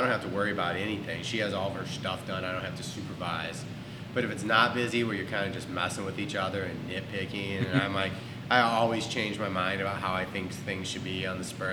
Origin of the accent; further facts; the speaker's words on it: St. Louis, Missouri, United States; moved away as an adult; also born or lived in New York; now in Texas, United States; I grew up in St. Louis